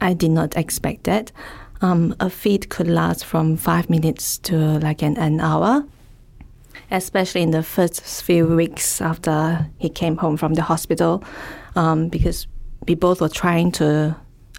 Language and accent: English; Malaysia; now in Melbourne, Australia; I'm from Malaysia